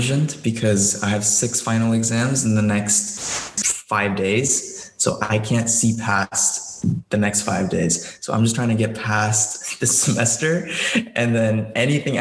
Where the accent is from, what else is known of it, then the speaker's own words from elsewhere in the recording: Dallas, Texas, United States; I'm a Dallas kid. I was born and raised in Dallas my entire life